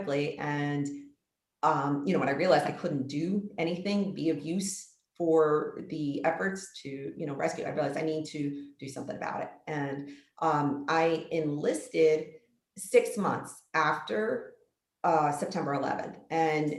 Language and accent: English; New York City, New York, United States; I grew up in the New York City area